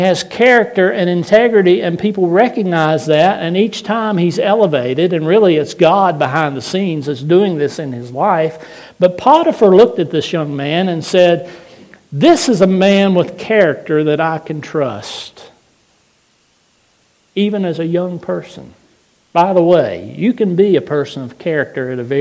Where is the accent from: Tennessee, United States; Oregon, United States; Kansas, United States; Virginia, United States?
Virginia, United States; Floyd County; I grew up in Floyd County.